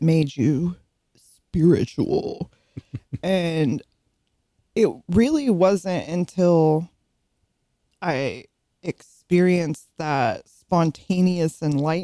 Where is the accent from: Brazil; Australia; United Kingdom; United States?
United States; California; moved away; I grew up out in California